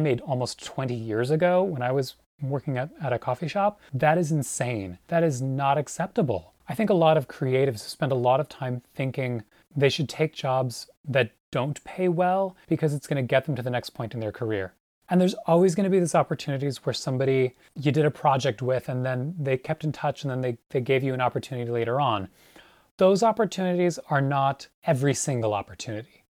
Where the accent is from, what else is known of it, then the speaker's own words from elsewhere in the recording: Long Island, New York, United States; also born or lived in Manhattan, New York; my parents moved here when I was, when I was really little, and I grew up on Long Island